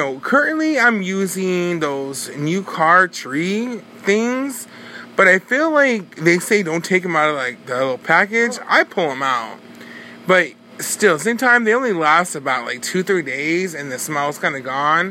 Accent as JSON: {"language": "English", "town": "Bakersfield", "region": "California", "country": "United States", "said": "We're from Bakersfield"}